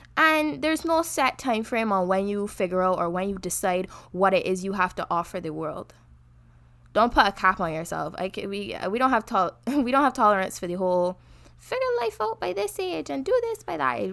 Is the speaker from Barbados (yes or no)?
yes; Barbados; now in Canada; I'm from Barbados